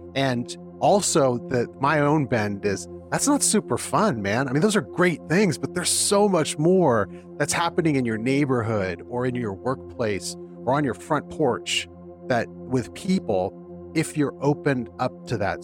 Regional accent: California, United States; now in Philadelphia, United States; growing up in California and my family, most of my family and my wife's family being out there

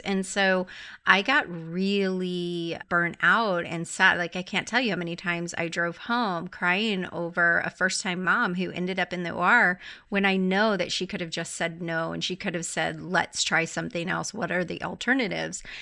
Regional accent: Clearwater, Florida, United States; now in Nashville, United States; I'm from Clearwater

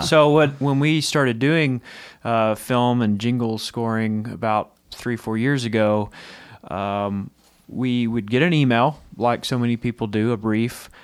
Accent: Texas, United States; moved away; I'm from Texas originally, and it's Terrell in Texas

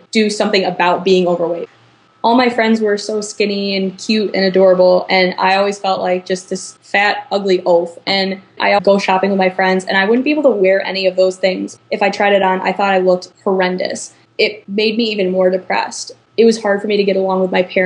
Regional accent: Chicago, Illinois, United States; moved away as an adult; now in Iowa City, United States; I'm from the Chicago suburbs, but I currently live in Iowa City going to school at the University of Iowa.

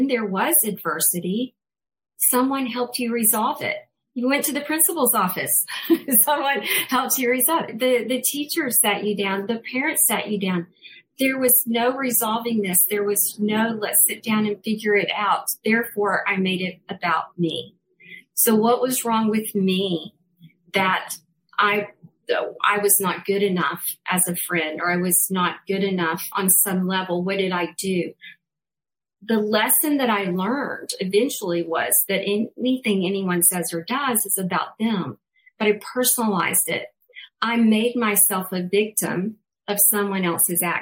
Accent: Alabama, United States; I'm from Alabama originally, had a Southern Baptist kind of background

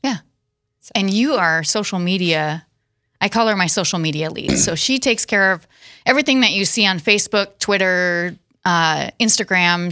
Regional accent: Watertown, South Dakota, United States; also born or lived in Castlewood, South Dakota; now in Sioux Falls, United States; born and raised in South Dakota in Watertown

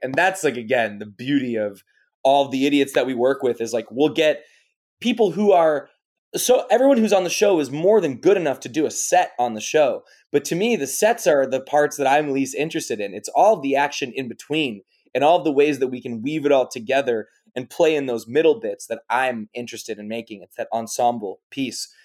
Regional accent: Chicago, Illinois, United States; moved away as an adult; also born or lived in New York / Los Angeles / France / London; I was born in New York, and then I grew up in Chicago

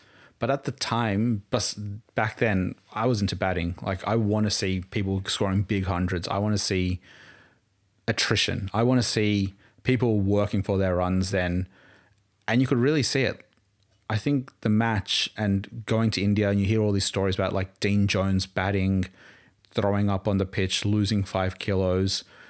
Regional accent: Townsville, Queensland, Australia; I was born in Townsville.

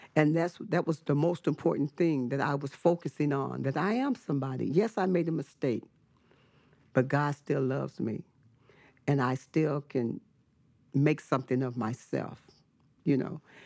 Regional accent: Richmond, California, United States; also born or lived in Fresno, California; I was born in Fresno, California, but I was raised in the city of Richmond

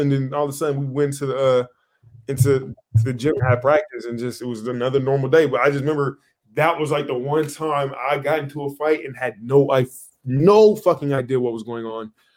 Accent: Moreno Valley, California, United States; moved away; also born or lived in Portland; I grew up in like like Riverside area, Moreno Valley, like that neighborhood

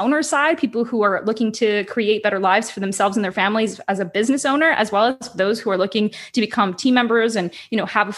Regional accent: Ukraine; I'm originally from Ukraine

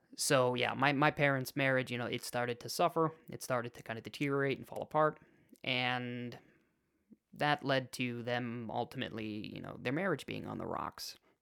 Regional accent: Chicago, Illinois, United States; I was born in Chicago

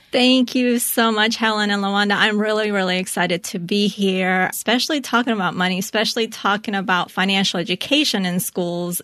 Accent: Colombia; growing up, I was born in Colombia

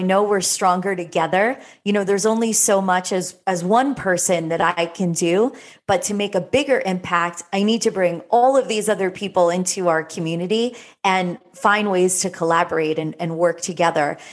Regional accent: South Florida, United States; growing up in South Florida as a teenager

